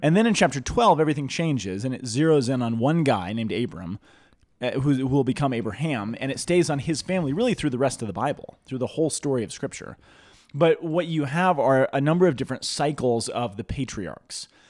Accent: Boulder, Colorado, United States; I grew up in Boulder, not Denver

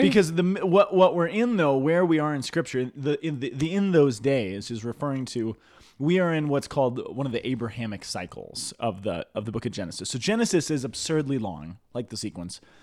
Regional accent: Boulder, Colorado, United States; I grew up in Boulder, not Denver

